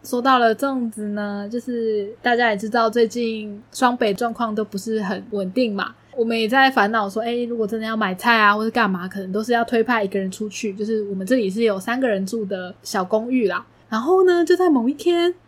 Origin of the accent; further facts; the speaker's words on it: Taichung, Taiwan; moved away; 身为一个台中人呢，就会很需要东泉辣椒酱嘛